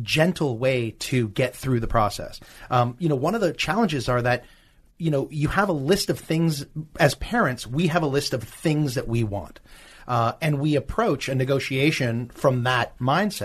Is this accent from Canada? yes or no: yes; Canada; now in California, United States; I'm Canadian